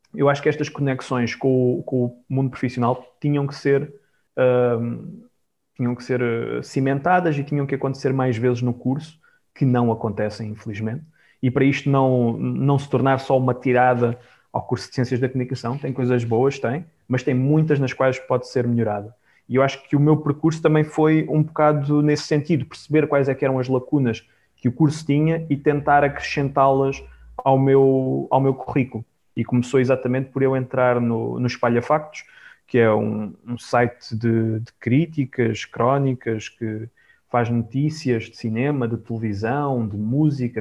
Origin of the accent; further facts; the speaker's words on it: Algarve, Portugal; eu sou do Algarve